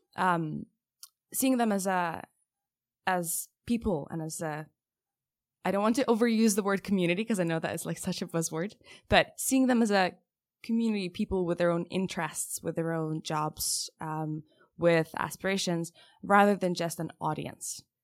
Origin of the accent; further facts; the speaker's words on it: Lithuania; moved away; I'm originally from Lithuania